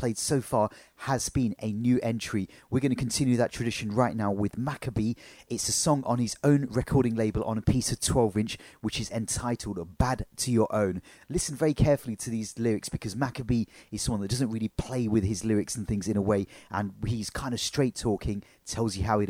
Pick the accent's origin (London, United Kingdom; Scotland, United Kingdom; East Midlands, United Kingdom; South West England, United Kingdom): East Midlands, United Kingdom; Leicester; Leicester, which is my hometown